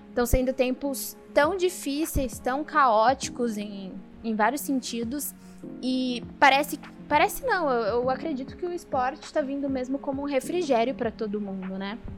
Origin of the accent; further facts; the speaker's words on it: São Caetano do Sul, São Paulo, Brazil; now in São Paulo, Brazil; Quem não sabe, eu não sou aqui de São Paulo, sou de São Caetano. E eu sou de uma época de São Caetano que, assim, não tinha nada, era bem uma cidade de interior.